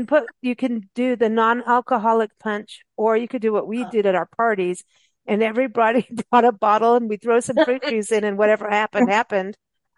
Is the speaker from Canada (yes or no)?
no; Kenya; also born or lived in South Africa; And in growing up in Africa, just in Kenya and South Africa, everyone's homes had pawpaw trees and avocado trees.